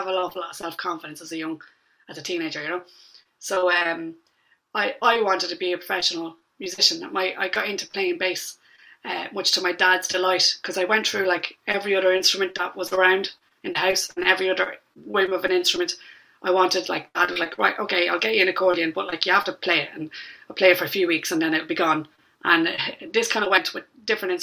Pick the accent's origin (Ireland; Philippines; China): Ireland; Drogheda, Leinster; now in London, United Kingdom; born and raised in Drogheda, County Louth